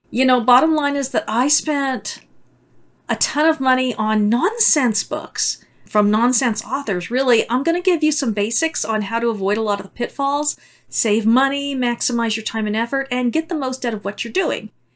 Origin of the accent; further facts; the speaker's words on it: United States; As an American